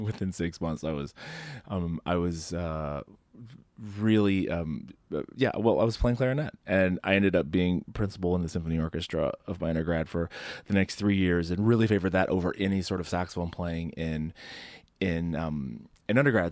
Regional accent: Southern Indiana, United States; I grew up in Southern Indiana

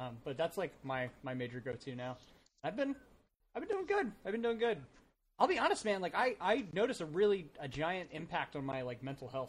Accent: Rising Sun, Maryland, United States; that's like Rising Sun where we're from.

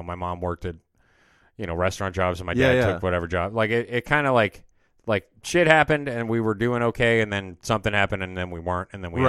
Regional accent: Georgia, United States; born there; And so, I, like, ended up getting a hold of my aunt in Georgia, where, like, I was born in Georgia.

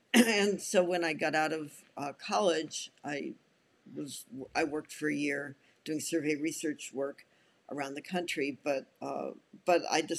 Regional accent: San Juan, Puerto Rico; moved away; also born or lived in Evanston, Illinois, United States; I was born in Evanston, Illinois. And when I was 12, my family moved to San Juan, Puerto Rico, where I spent junior high and high school years.

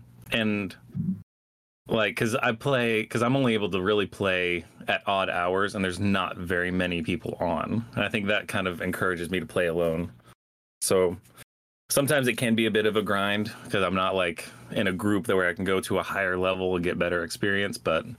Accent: Georgia, United States; moved away as an adult; also born or lived in New York; moved back to my hometown of, well, my home state of Georgia.

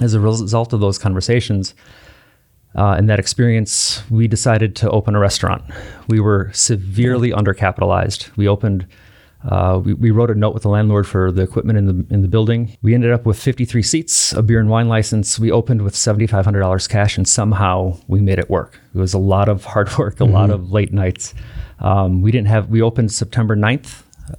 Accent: Wauwatosa, Wisconsin, United States; also born or lived in West Allis, Wisconsin / Milwaukee, Wisconsin; I grew up in Wauwatosa, born at West Allis Memorial, not too far away from the 11th Aldermanic District

